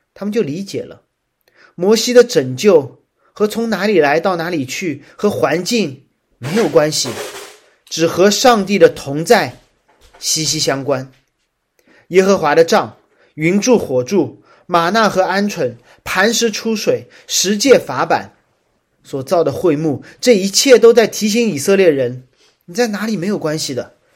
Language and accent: Chinese; Shanghai, China; 作为一个上海人